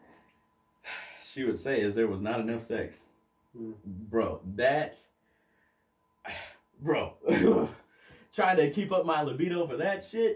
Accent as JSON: {"language": "English", "region": "Alabama", "country": "United States", "moved": "yes", "lives_now": "Utah, United States", "said": "I come from Alabama, where it's taught you don't lose your virginity until you get married."}